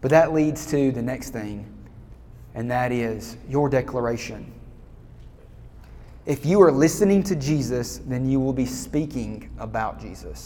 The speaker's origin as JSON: {"language": "English", "region": "Alabama", "country": "United States", "said": "I'm from Alabama"}